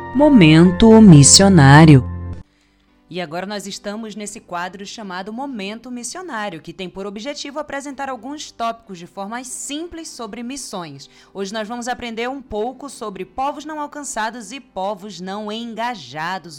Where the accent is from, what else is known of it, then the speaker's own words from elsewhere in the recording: Brazil; moved away; a gente vem do Brasil, de uma cultura tão cristianizada